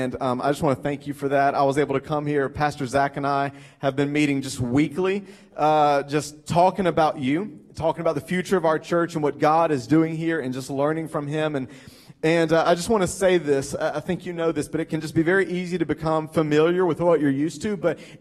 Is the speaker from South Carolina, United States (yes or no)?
yes; Greenville, South Carolina, United States; accent: southern; moved away as an adult; also born or lived in Lexington, Kentucky / Atlanta, Georgia; now in Lancaster, United States; We grew up in Greenville, South Carolina, most of my life